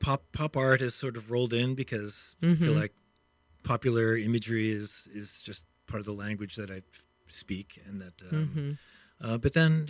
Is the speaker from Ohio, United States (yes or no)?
no; Pittsburgh, Pennsylvania, United States; Pittsburgh, Pennsylvania.